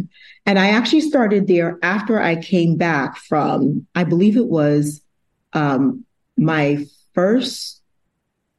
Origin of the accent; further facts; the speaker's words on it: Massachusetts, United States; also born or lived in Brooklyn, New York; I was originally born in Brooklyn, New York, but I grew up in Massachusetts, so I claim it as my home